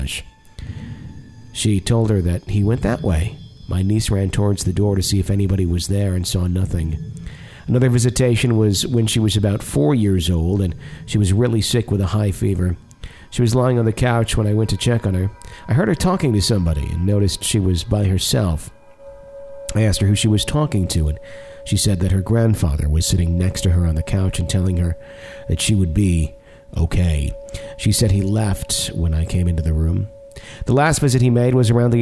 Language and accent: English; Fond du Lac, Wisconsin, United States; moved away; from my hometown. Good old Fond du Lac, Wisconsin